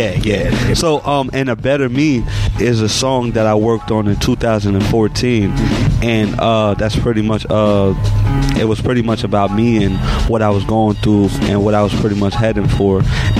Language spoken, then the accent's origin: English; East Coast, United States; I'm from the East Coast.